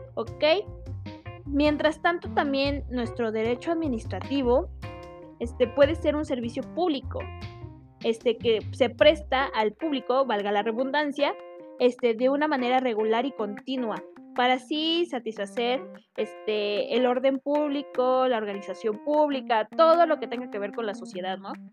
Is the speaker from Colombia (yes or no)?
no; Mexico; nosotros como mexicanos